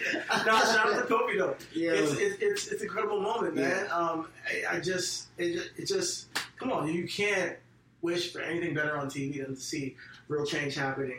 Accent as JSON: {"language": "English", "country": "Nigeria", "said": "I think that for me, as an African American, so like I'm Nigerian, if you guys don't know."}